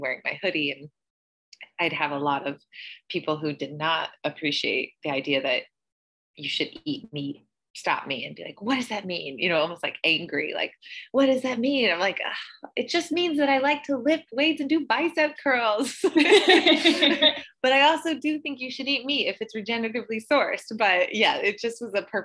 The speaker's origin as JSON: {"language": "English", "region": "Northeast Missouri", "country": "United States", "tie": "born or raised there", "said": "I grew up in Missouri"}